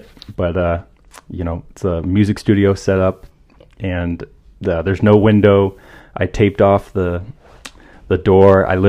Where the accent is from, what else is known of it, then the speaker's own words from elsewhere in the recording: San Francisco, California, United States; San Francisco, born and raised.